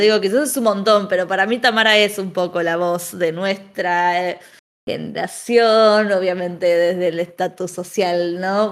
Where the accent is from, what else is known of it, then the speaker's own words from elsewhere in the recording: Buenos Aires, Argentina; como porteña